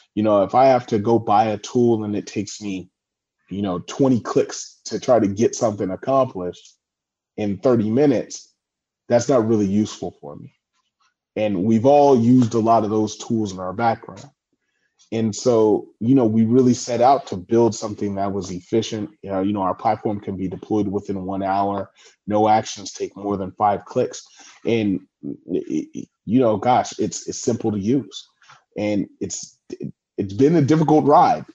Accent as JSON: {"language": "English", "region": "California", "country": "United States", "also_born_or_lived": "San Francisco, United States / Washington, D.C., United States / Los Angeles, United States", "said": "I'm from California, um, now residing in Redondo Beach, California"}